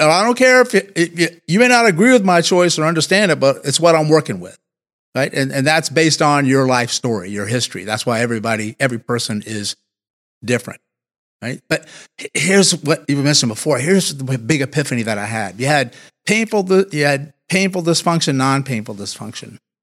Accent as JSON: {"language": "English", "town": "Martinsville", "region": "Virginia", "country": "United States", "tie": "born or raised there", "moved": "yes", "said": "I actually grew up thirty minutes or so from where we are now. So I'm originally from the South, a Southern boy in Martinsville, Virginia."}